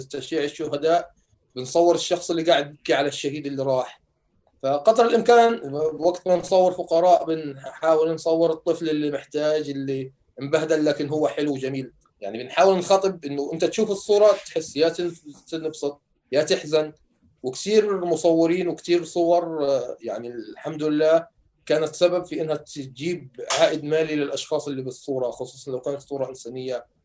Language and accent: Arabic; Gaza, Gaza Strip, Palestine; moved away as an adult; انا طلعت من غزه في نص شهر 10 2018